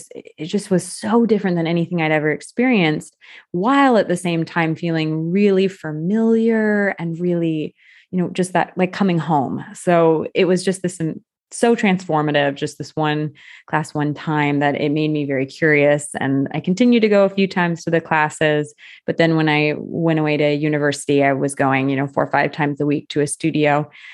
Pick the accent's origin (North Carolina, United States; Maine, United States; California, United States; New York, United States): California, United States; moved away as an adult; also born or lived in Iowa, United States; now in France; definitely was living in the US, born and raised in California, and did my university in the Midwest at the University of Iowa. And I was working in Iowa when this happened.